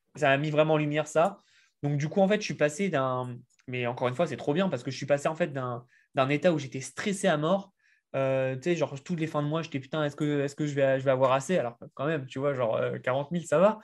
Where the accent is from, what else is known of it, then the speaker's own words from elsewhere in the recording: France; accent: French; je suis français et puis bah ça s'entend l'accent